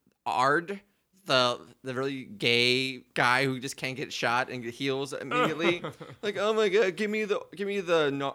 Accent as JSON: {"language": "English", "region": "Prince Edward Island", "country": "Canada", "said": "Oh yeah, I'm from Canada. I'm from Prince Edward's Island."}